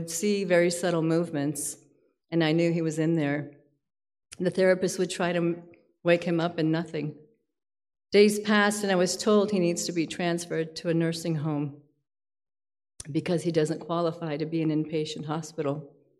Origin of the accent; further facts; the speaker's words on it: Palm Beach, Florida, United States; I'm actually from Palm Beach, Florida